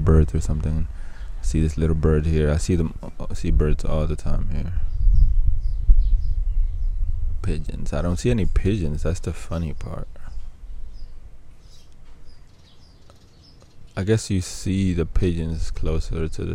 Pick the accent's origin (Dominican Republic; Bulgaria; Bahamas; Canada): Dominican Republic; my hometown, the Dominican Republic